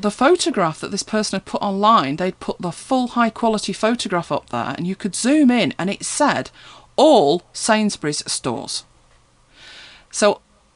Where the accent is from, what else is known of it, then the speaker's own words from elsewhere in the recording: United Kingdom; I know we're British, aren't we? We're terribly British